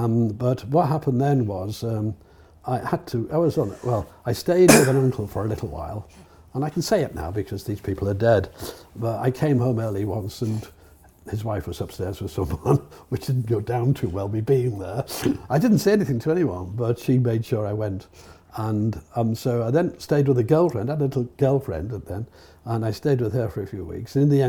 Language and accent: English; Liverpool, North West England, United Kingdom; Well, I lived in Liverpool. I left school. I became homeless in Liverpool, actually. But I left school when I was 18 in Liverpool with my A levels.